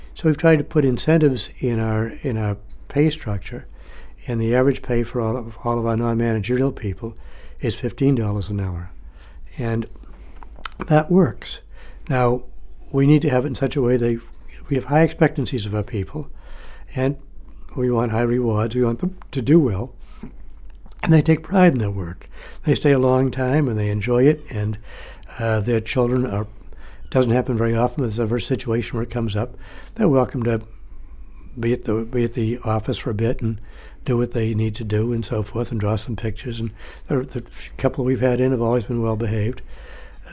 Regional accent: Lewiston, Maine, United States; having lived growing up in Lewiston, where it's a very Franco-American community

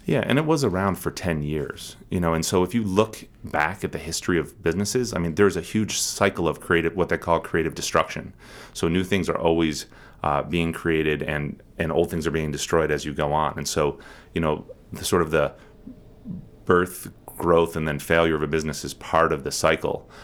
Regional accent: Harrisburg, Pennsylvania, United States; also born or lived in Portland, Maine / Mauritania; now in Bar Harbor, United States; I grew up in Harrisburg, Pennsylvania.

